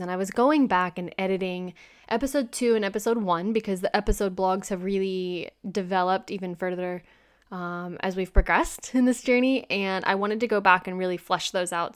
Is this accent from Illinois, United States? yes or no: no; Kentucky, United States; moved away as an adult; also born or lived in Boston; I'm from the United States, I'm from Kentucky